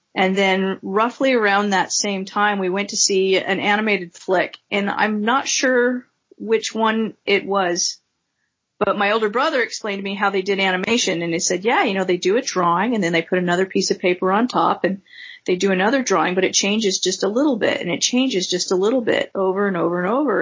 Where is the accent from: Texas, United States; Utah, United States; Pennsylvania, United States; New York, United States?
Utah, United States; Farmington; I grew up mostly in Farmington, Utah